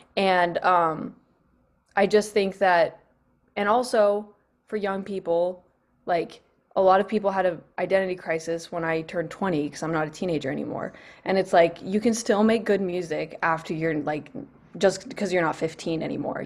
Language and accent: English; Northern California, United States; I grew up, um, on a, actually on a small farm in California